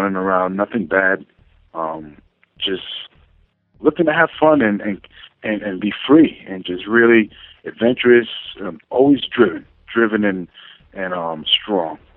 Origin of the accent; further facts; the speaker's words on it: New York City, New York, United States; From the Bronx, New York.